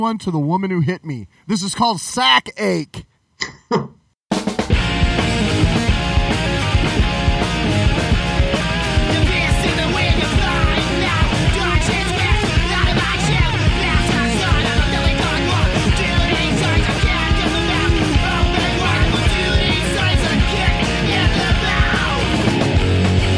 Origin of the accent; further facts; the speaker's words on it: Yreka, California, United States; we grew up in Yreka, California